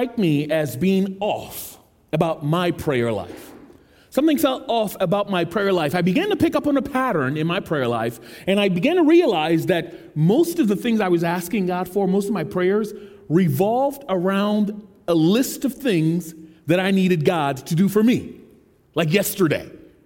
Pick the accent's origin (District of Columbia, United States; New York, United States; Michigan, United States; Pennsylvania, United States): District of Columbia, United States; Washington; I am a Nigerian American. I was born in D.C., but I grew up here in the United States.